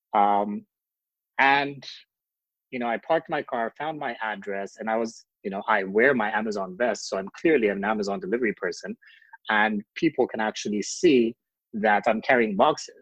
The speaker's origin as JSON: {"language": "English", "country": "Ethiopia", "moved": "as an adult", "lives_now": "California, United States", "said": "I'm originally from Ethiopia, and I was granted asylum in the United States last year in 2019"}